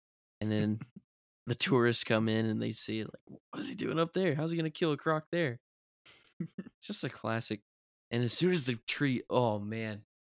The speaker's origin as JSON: {"language": "English", "region": "Florida", "country": "United States", "tie": "born or raised there", "said": "because we grew up in Florida and we had the croc's cousin, the alligator."}